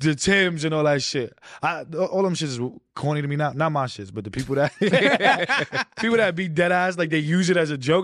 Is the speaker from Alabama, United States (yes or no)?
no; New York City, New York, United States; I wasn't, like, far out of, um, Queens, and I wasn't that deep into Brooklyn